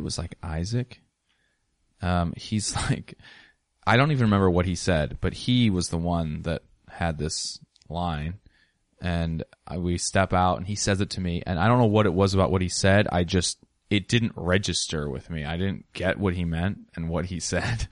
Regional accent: Ellensburg, Washington, United States; I grew up in Ellensburg

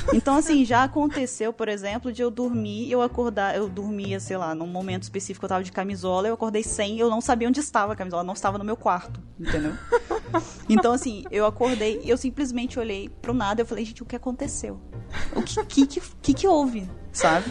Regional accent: Espírito Santo, Brazil; Eu sou do Espírito Santo

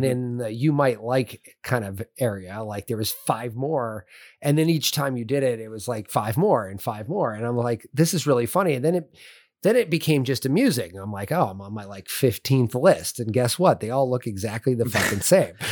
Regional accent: California, United States; moved away; I grew up in California

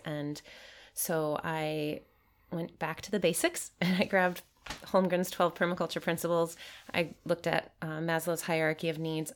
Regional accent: Michigan, United States; I'm from Michigan in the United States

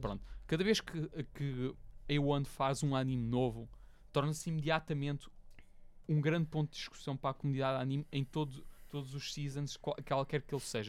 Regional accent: Portugal; nós Sim. somos portugueses, tipo, literalmente vivemos no país mais pio do mundo

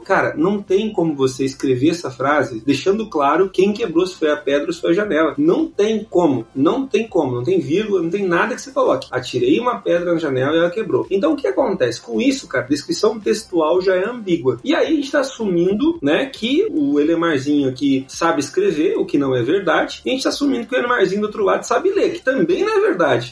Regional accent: Brazil; nós somos brasileiros

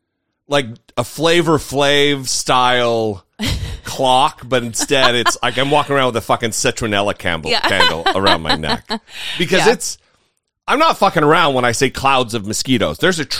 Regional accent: northern Idaho, United States; also born or lived in Southern California; now in Washington, D.C., United States; I'm from northern Idaho.

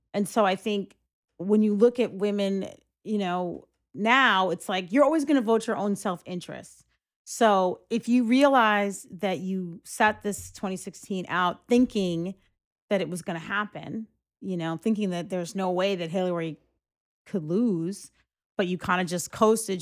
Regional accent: Greenburgh, New York, United States; we grew up in Greenberg

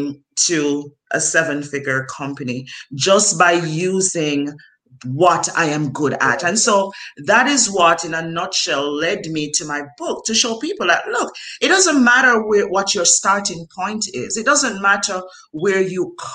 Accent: Jamaica; growing up in Jamaica, I did not have electricity in my home

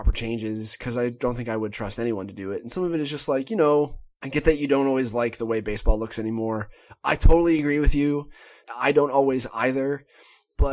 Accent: Pennsylvania, United States; moved away; there was like a casino put in near my hometown in Pennsylvania. The site that used to be Bethlehem Steel

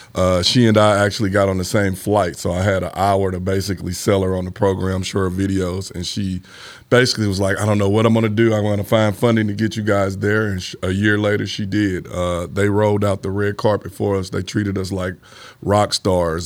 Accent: St. Louis, Missouri, United States; I grew up in the Fountain Park neighborhood.

